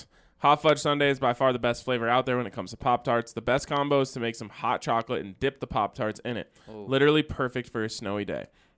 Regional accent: Australia; I'm from Australia, and I know better than that.

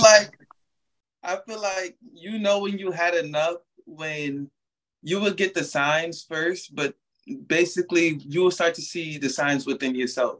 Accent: New York, United States; now in Orlando, United States; I'm actually from New York, but I live in Orlando, Florida now

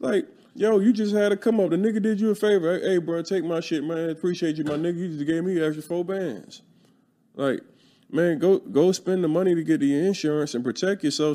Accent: Philadelphia, Pennsylvania, United States; I'm from North Philly

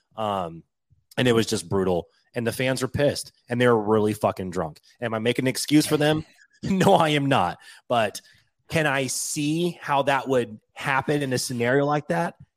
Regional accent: Washington, United States; moved away as an adult; I moved away from Washington when I was eighteen years old, so it's been two decades now.

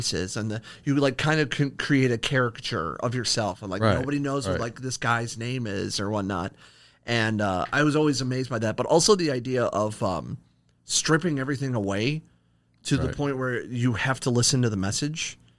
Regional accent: Akron, Ohio, United States; now in Toledo, United States; No, I'm actually originally from Akron, Ohio. I'm a transplant to the 419.

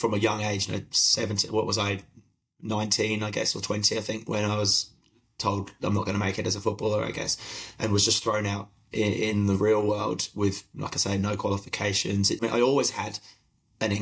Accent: United Kingdom; moved away as an adult; now in Melbourne, Australia; I don't know if you can still hear in my accent from the UK originally, but now out here in Australia

